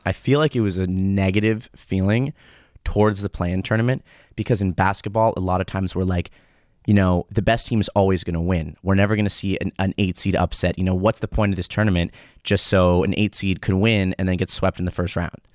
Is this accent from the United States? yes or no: yes; United States; now in Israel; as an American who comes here